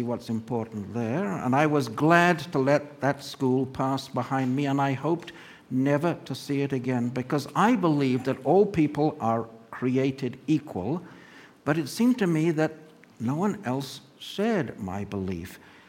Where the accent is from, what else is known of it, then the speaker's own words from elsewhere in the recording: land of the Zulus, KwaZulu-Natal, South Africa; now in Los Alamos, United States; from the land of the Zulus, where my mother and I were both born. And it goes past Pretoria, where my father was born, and past Kimberley, where my grandmother was born.